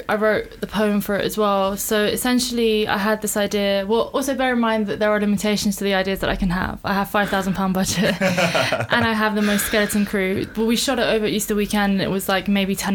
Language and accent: English; England, United Kingdom; also born or lived in Iran; So I was born in Iran. Uh, I came here when I was five. Uh, I've lived in many cities in England and in many areas within London. I'm a bit of a nomad. Don't really have an allegiance to some place in England, to be honest.